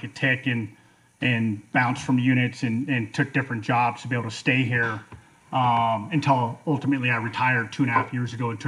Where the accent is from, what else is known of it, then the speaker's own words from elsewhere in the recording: Denver, Colorado, United States; moved away as an adult; also born or lived in North Carolina / Georgia / Texas; now in Alaska, United States; I was born and raised in Denver, Colorado, left for the Army when I was 18